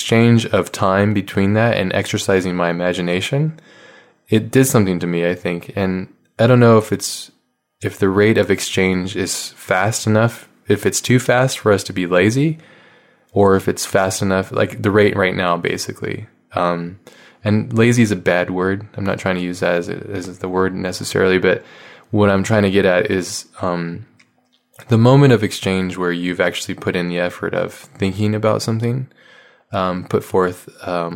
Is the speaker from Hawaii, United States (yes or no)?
yes; Hawaii, United States; I grew up in Hawaii, so there wasn't a lot of art books there